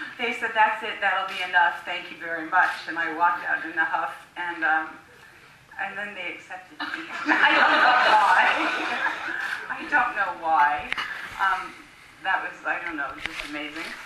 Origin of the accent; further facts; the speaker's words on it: Newport Beach, California, United States; moved away as an adult; also born or lived in New York / Key West / Moulton; I'm from Newport Beach